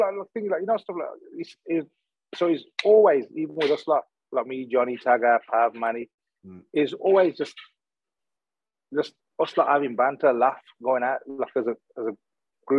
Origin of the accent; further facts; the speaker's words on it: Smethwick, West Midlands, United Kingdom; also born or lived in Cannock; I was a kid from Smedic.